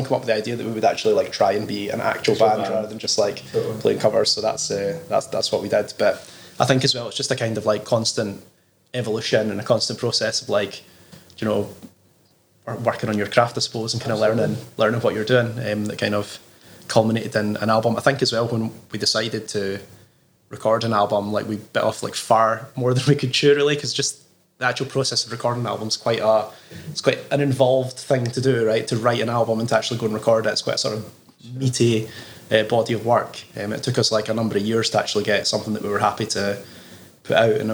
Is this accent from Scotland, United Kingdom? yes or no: yes; Falkirk, Scotland, United Kingdom; also born or lived in Edinburgh; Well, I'm actually from Falkirk.